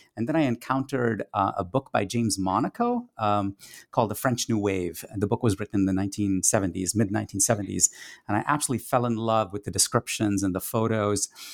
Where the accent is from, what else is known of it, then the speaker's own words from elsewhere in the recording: Kolkata, West Bengal, India; first language Tamil; English is a second language; moved away as an adult; a teenage cinephile growing up in India in the nineteen eighties